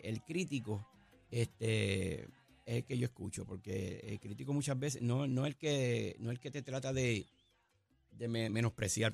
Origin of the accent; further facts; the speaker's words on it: Caguas, Puerto Rico; En mi pueblo de Cagua